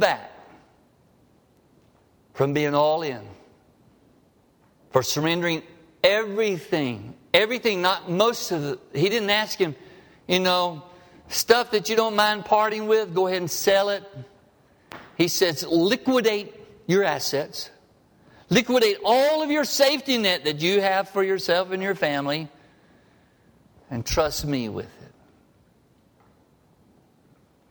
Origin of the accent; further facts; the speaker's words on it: Harpersville, Alabama, United States; growing up in Harpersville, Alabama